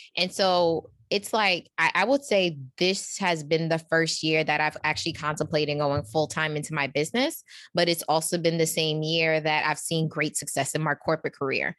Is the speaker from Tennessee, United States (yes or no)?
no; New York, United States; I'm from New York